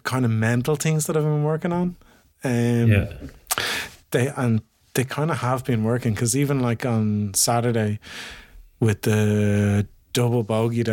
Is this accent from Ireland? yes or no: yes; Ireland